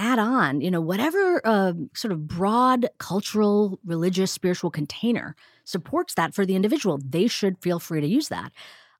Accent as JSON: {"language": "English", "country": "India", "said": "even though I'm an Indian woman and heard about mindfulness and meditation since I was a kid, seeing my parents meditate"}